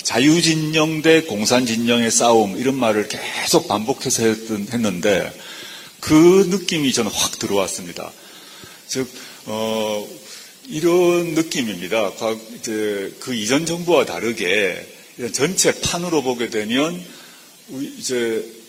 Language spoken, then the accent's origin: Korean; Busan, South Korea; 제가 이제 부산 출신이다 보니까